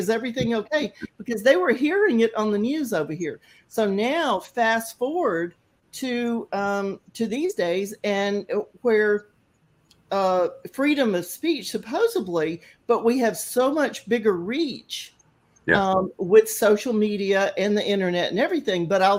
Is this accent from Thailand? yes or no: yes; Thailand; we were talking about growing up in Thailand, and the difference is that we didn't have the internet back then.